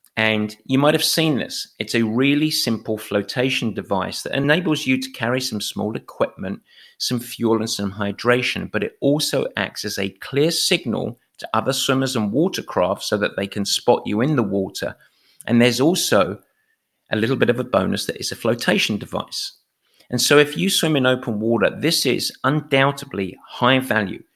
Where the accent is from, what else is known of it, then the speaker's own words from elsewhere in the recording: England, United Kingdom; as an Englishman